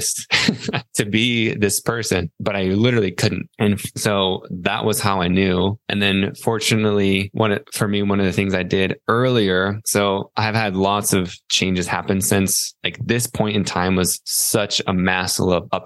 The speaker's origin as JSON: {"language": "English", "town": "Salt Lake City", "region": "Utah", "country": "United States", "tie": "born or raised there", "also_born_or_lived": "East Coast", "moved": "as an adult", "said": "I was born in Salt Lake City, Utah"}